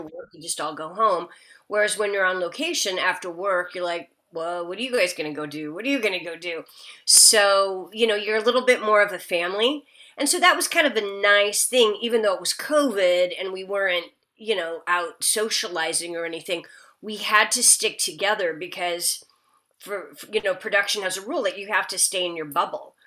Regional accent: Nebraska, United States; also born or lived in Kansas; now in California, United States; I'm from the Midwest. I grew up, I was born in Kansas and grew okay. up in Nebraska

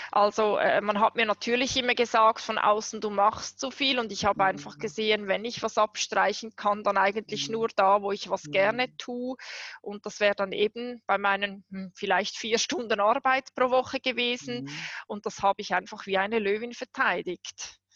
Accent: Switzerland; Ich habe zehn Monate ohne Wohnung gelebt, mitten in der Schweiz als Schweizerin.

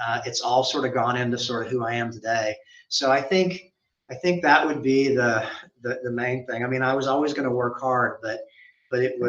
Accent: Memphis, Tennessee, United States; moved away as an adult; also born or lived in Oxford, Mississippi; now in Dallas, United States; where I grew up in Memphis.

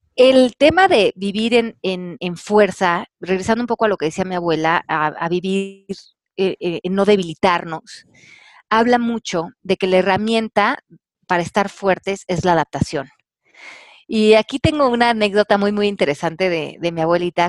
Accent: Mexico; moved away; aquí en mi país

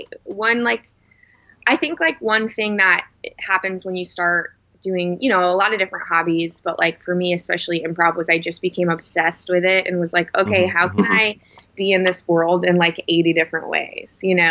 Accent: Connecticut, United States; moved away as an adult; also born or lived in Indiana; now in New York, United States; I'm from Connecticut originally, but I went to Notre Dame in Indiana for college.

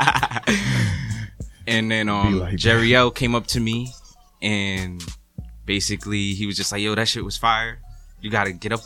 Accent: Boston, Massachusetts, United States; also born or lived in Randolph, Massachusetts / Brockton, Massachusetts / Atlanta, Georgia; I was born in Boston

